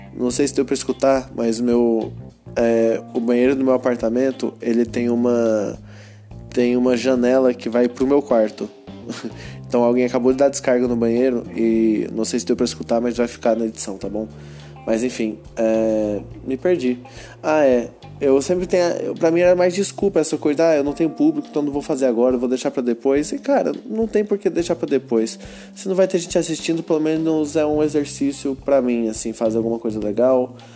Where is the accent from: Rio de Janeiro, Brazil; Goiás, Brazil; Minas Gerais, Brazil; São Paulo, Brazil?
Goiás, Brazil; Goiânia; eu sou de Goiânia